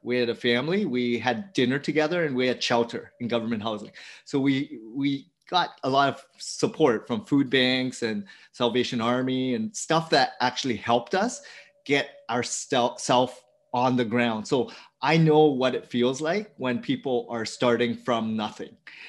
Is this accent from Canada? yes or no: yes; Ontario, Canada; So I grew up an hour outside of Toronto. And my upbringing was, I'm the fourth child of immigrant family from Vietnam.